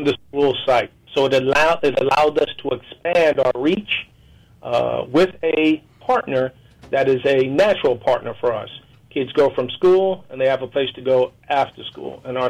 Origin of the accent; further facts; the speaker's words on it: New York, United States; in my lifetime growing up in New York, after school was the most dangerous time for young people